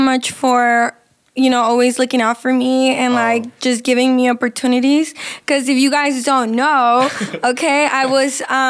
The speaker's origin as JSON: {"language": "English", "town": "Fortuna", "region": "California", "country": "United States", "tie": "born there", "said": "I was born in California, in Fortuna, California, which is like way up north past Eureka."}